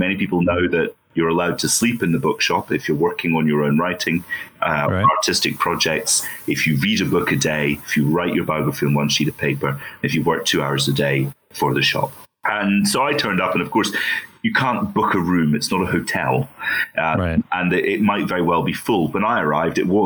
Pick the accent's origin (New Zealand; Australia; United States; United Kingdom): United Kingdom; Falkirk, Scotland; now in Edinburgh, United Kingdom; I grew up mostly in Falkirk, which is just down the road from Edinburgh